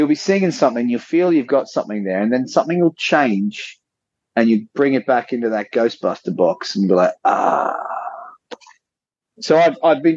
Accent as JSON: {"language": "English", "country": "Australia", "tie": "born or raised there", "said": "being a kid growing up in Australia"}